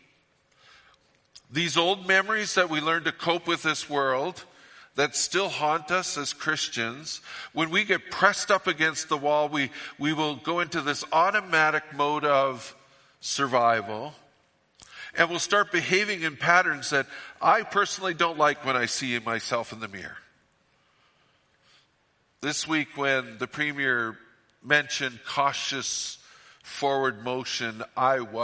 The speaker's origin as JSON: {"language": "English", "town": "Fort St. John", "region": "British Columbia", "country": "Canada", "said": "I'm from Fort St. John"}